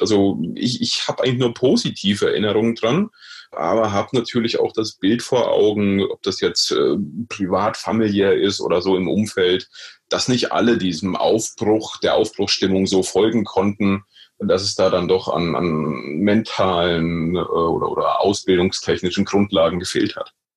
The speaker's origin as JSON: {"language": "German", "town": "Meiningen", "region": "Thuringia", "country": "Germany", "tie": "born or raised there", "also_born_or_lived": "Oldenburg, Lower Saxony", "moved": "yes", "said": "Gebürtig aus Meining, Südthüringen"}